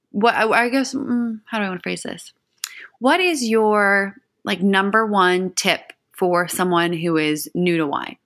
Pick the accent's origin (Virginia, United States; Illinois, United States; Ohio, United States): Ohio, United States; eastern; I'm from the eastern side of Ohio, um, near the closest city is Pittsburgh, Pennsylvania